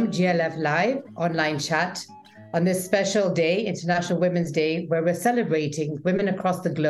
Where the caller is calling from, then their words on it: Nairobi, Kenya; I'm zooming in from Nairobi, Kenya